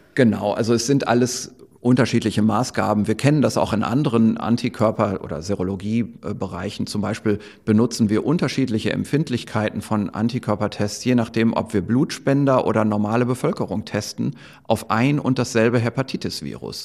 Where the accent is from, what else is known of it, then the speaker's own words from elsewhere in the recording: Germany; hier bei uns in Deutschland